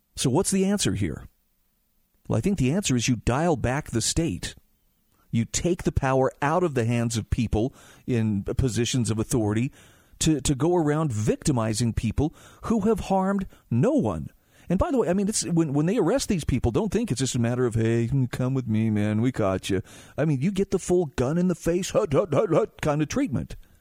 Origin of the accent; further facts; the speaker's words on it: Utah, United States; my home state of Utah